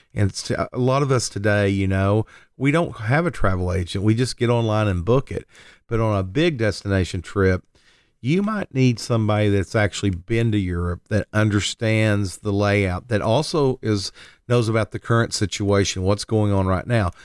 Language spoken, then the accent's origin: English; Lindsay, Oklahoma, United States; I grew up in a little town south of Oklahoma City called Lindsay, Oklahoma.